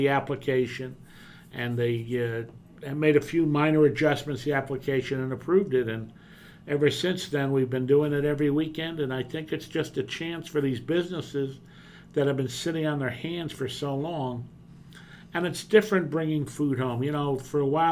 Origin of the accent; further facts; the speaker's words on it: Hawthorne, New Jersey, United States; also born or lived in Queens, New York; Moved here as a five-year-old in 1959